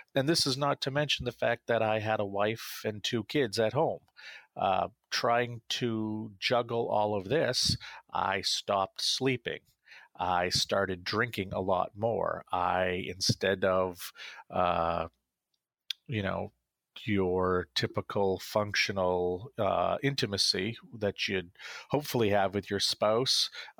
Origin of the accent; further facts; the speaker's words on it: Central Maine, United States; I was a local politician in my hometown. I served on my city council. I launched a film festival in Central Maine